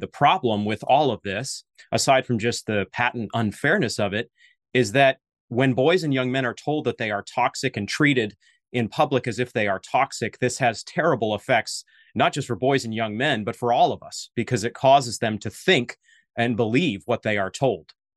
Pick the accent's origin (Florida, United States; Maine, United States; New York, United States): Maine, United States; moved away; You're in my native New England. I'm from Maine